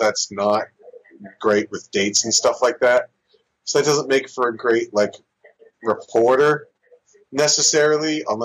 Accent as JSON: {"language": "English", "region": "New Jersey", "country": "United States", "tie": "born or raised there", "also_born_or_lived": "San Diego, California"}